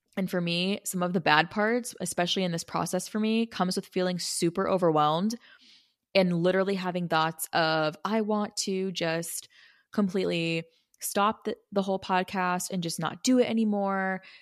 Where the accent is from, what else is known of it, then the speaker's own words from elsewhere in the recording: Arizona, United States; I'm from Arizona